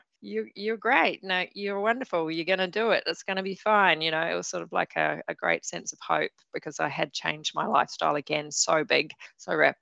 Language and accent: English; Waikato, New Zealand; I got the chance to ride horses and ride a bareback horse to school with cousins, Taharoa, the middle of nowhere